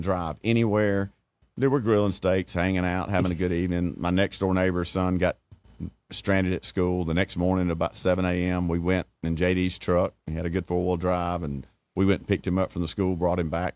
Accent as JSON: {"language": "English", "town": "Elba", "region": "Alabama", "country": "United States", "tie": "born or raised there", "said": "I grew up in Elba."}